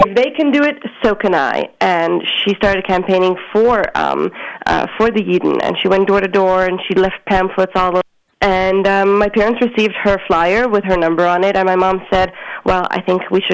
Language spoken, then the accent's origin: English; Montreal, Quebec, Canada; I grew up on the border between two boroughs on Hutchison Street, and my childhood was a typical Montreal Hasidic upbringing